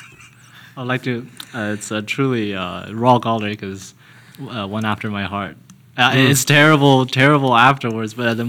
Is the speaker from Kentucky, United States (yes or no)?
yes; Kentucky, United States; moved away; I am from Kentucky.